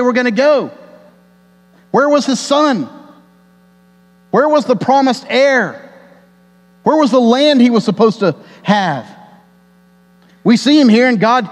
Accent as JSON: {"language": "English", "region": "Texas", "country": "United States", "said": "my life as an American and as a Texan"}